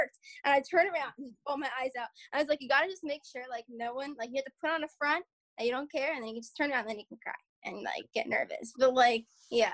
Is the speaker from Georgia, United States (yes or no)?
no; Philadelphia suburbs, Pennsylvania, United States; accent: Philly; we moved to the suburbs when I was like 3